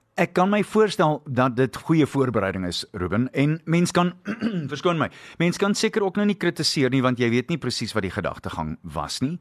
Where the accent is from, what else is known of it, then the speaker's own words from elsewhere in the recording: South Africa; ons is nog steeds Suid-Afrikaners